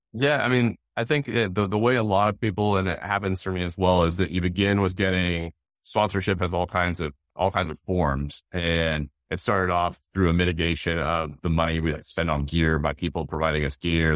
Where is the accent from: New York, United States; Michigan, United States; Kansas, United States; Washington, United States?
Washington, United States; Seattle; growing up in the Northwest, Mount Rainier, and it was been just Seattle area